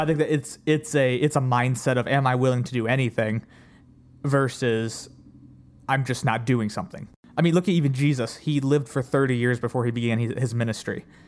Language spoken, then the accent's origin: English; Ohio, United States; I'm from Ohio